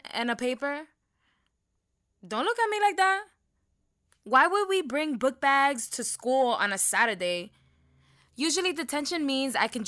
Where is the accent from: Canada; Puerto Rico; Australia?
Puerto Rico; San Germán; also born or lived in Mayagüez / North Carolina; I was born in Mayagüez, but I lived in San Germán most of my life. We moved to North Carolina three years ago